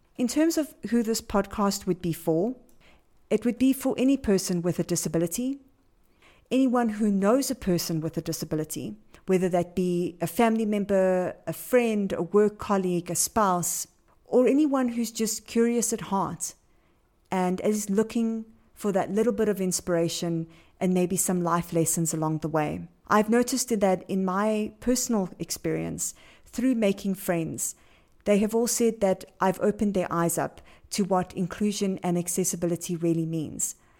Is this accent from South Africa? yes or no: yes; Johannesburg, Gauteng, South Africa; I am from Johannesburg, South Africa.